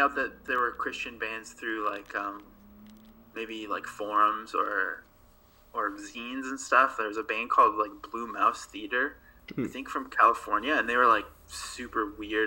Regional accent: Abbotsford, British Columbia, Canada; also born or lived in Calgary, Canada; now in Montreal, Canada; the people that I grew up with in Abbotsford

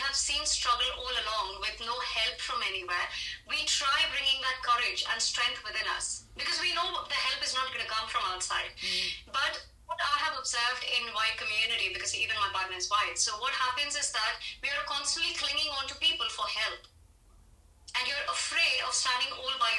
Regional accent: India; as an Indian

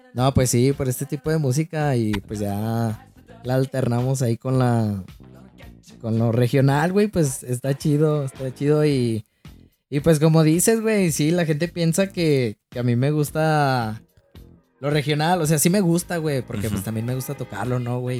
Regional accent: León, Guanajuato, Mexico; originario soy de aquí, de León, Guanajuato

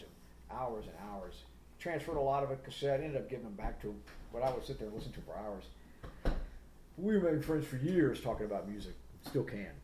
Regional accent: Atlanta, Georgia, United States; I'm from Atlanta

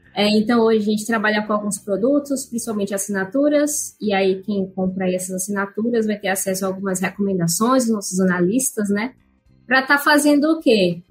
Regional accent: Salvador, Bahia, Brazil; now in São Paulo, Brazil; eu sou soteropolitana, acho que essa é uma informação importante aí, eu moro em São Paulo, mas eu sou da Bahia

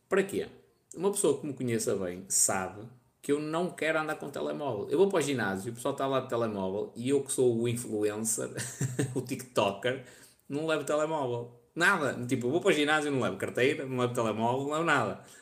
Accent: Vila Nova de Gaia, Norte, Portugal; also born or lived in Porto; Sou de Gaia, nascida no Porto. Ainda no outro dia estive em Gaia.

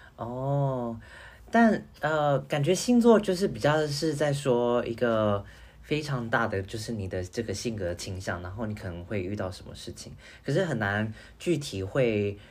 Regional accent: Taiwan; 我的出生地在台湾嘛

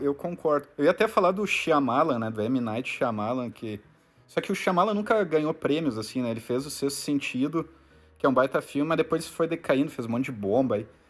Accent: Rio Grande do Sul, Brazil; como a gente é gaúcho, aqui do Rio Grande do Sul

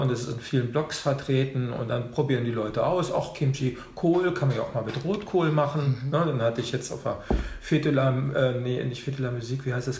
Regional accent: Hanover, Lower Saxony, Germany; moved away as an adult; also born or lived in Rhineland / Orlando; now in Berlin, Germany; ich bin äh, geboren in Hannover

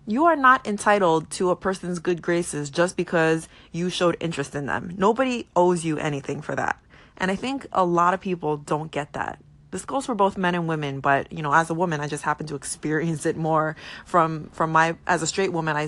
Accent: New York, United States; I'm from New York

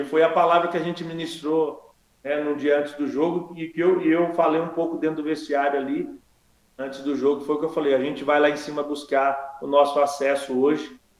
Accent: Limeira, São Paulo, Brazil; eu cresci na periferia de Limeira, ali no Morro Branco, perto do Abílio Pedro, que foi onde eu nasci ali.

